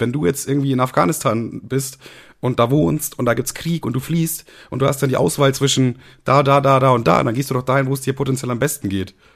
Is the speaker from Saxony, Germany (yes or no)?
no; Bavaria, Germany; ich komme ja selber aus Bayern